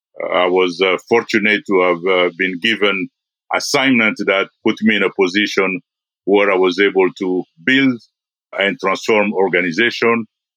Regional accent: DR Congo; born there; English is a second language; also born or lived in Belgium / India; I was born in the Congo. I lived in Belgium. I lived in India.

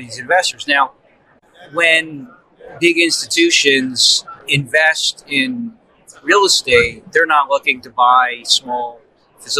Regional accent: New Jersey, United States; I'm from New Jersey

